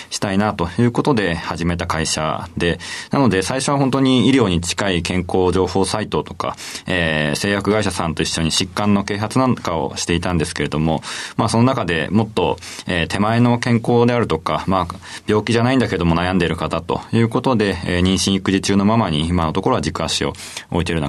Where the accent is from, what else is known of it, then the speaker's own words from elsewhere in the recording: Tsukuba, Ibaraki, Japan; 茨城県のつくば市です。